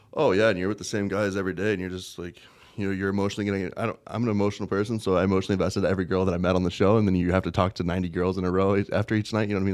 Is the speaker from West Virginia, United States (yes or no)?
yes; West Virginia, United States; moved away as an adult; also born or lived in Las Vegas; West by God, Virginia. Born, raised in pretty much a little farm.